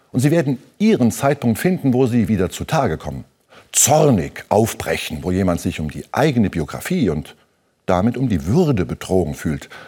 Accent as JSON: {"language": "German", "town": "Saarbrücken", "region": "Saarland", "country": "Germany", "said": "Ein Mann aus der Stadt, ungefähr in meinem Alter, will wissen, wo kommen Sie her? Aus Saarbrücken, aus dem Saarland."}